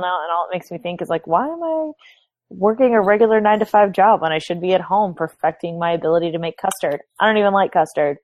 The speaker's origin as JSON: {"language": "English", "town": "Houston", "region": "Texas", "country": "United States", "tie": "born or raised there", "said": "I'm from Houston, so we have the Astros"}